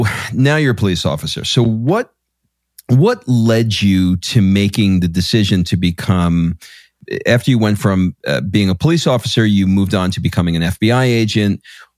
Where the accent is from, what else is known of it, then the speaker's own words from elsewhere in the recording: New York City, New York, United States; I grew up in Queens in New York